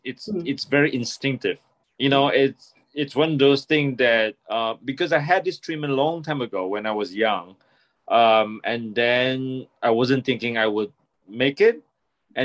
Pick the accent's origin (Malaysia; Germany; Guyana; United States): Malaysia; also born or lived in Toronto, Canada; now in Taiwan; I'm a filmmaker from Taiwan. I'm actually a Malaysian. I was born in Malaysia, and I spent 2 years in Toronto when I was very young.